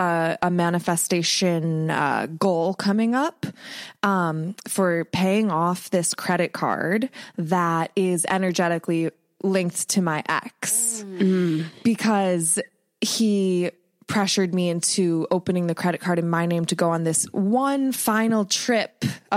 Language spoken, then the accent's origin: English; Ohio, United States; So my, I have a witchy friend I grew up with in Ohio, and we've been reconnecting